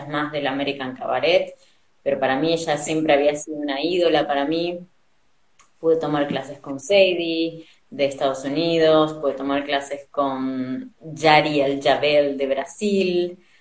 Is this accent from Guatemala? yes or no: no; Argentina; also born or lived in Spain; yo diría que soy argentina, eh, pero nací en España. así que mis viejos son argentinos y para los 70 ellos se fueron a España y bueno, después de que nació mi hermana en los 90 eh, nos volvimos para acá